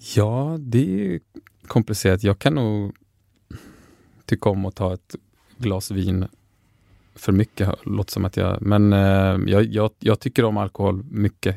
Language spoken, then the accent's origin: Swedish; Lund, Skåne, Sweden; also born or lived in Södertälje; jag flyttade från Södertälje när jag var fyra till Lund